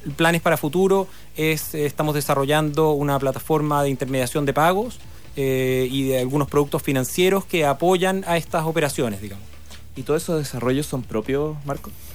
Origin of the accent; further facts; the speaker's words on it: Chile; moved away; also born or lived in Hong Kong; Acá todos somos chilenos